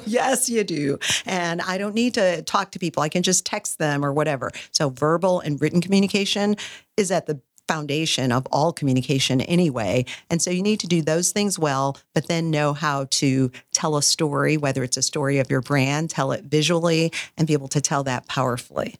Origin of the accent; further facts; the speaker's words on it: Wisconsin, United States; moved away; also born or lived in Fort Worth, Texas; I'm originally from Wisconsin